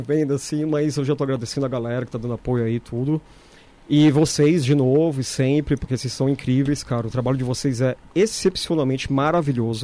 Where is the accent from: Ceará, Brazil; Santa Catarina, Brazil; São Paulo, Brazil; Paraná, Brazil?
São Paulo, Brazil; eu nasci aqui do lado, né? Eu nasci na Bela Vista